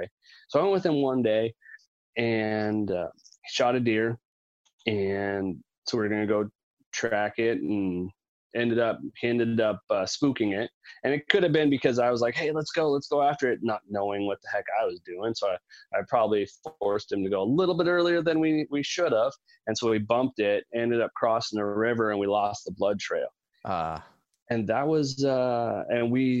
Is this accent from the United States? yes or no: yes; Quilcene, Washington, United States; also born or lived in Seattle, Washington; So I was born in Seattle. I've lived up here in the Pacific Northwest all my life, and we moved to a super tiny town called Quilcene, Washington